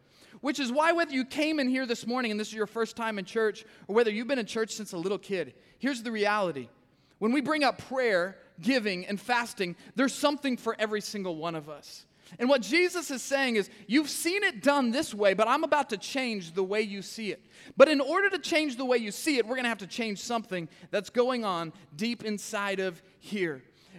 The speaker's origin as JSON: {"language": "English", "town": "Kansas City", "region": "Missouri", "country": "United States", "said": "I'm from Kansas City, okay? We say cuss words up there."}